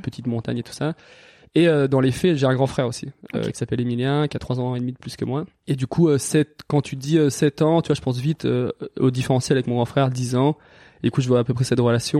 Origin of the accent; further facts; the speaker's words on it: Valence, Auvergne-Rhône-Alpes, France; moved away as an adult; also born or lived in Lyon / Toulouse / Annecy / Biarritz; j'ai grandi dans la Drôme, euh, à Valence